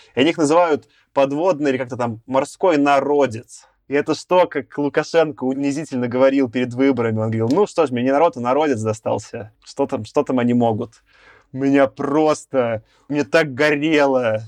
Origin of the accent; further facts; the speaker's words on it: Belarus; also born or lived in Minsk; я белорус